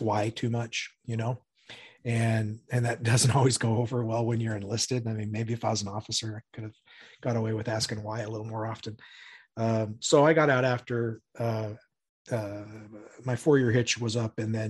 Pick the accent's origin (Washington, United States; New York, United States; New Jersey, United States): Washington, United States; Spokane; also born or lived in California; back up in Spokane where I'm from